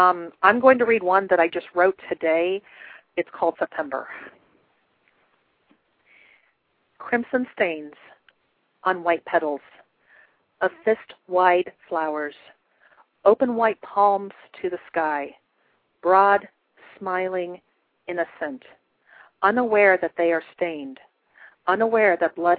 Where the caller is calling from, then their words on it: Columbus, Ohio, United States; I am calling from Columbus, Ohio.